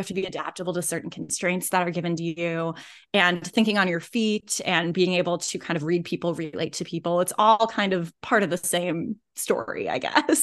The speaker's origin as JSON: {"language": "English", "town": "Indianapolis", "region": "Indiana", "country": "United States", "tie": "born or raised there", "also_born_or_lived": "Los Angeles", "moved": "as an adult", "said": "I grew up in Indianapolis."}